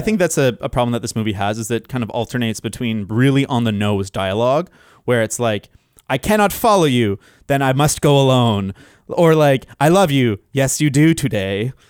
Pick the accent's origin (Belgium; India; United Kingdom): United Kingdom; London; accent: Cockney; a English person with a Cockney accent